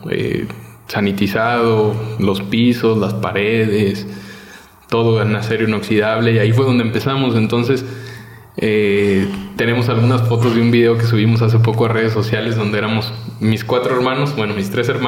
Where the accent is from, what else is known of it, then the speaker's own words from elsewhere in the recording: Mexico; Y además, pues tienes, eh, como te mencionaba hace ratito, tienes pues los elementos que nos gustan a los mexicanos